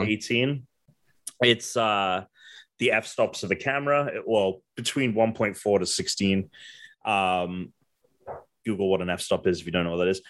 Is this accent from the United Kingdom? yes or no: yes; England, United Kingdom; moved away; I'm from England.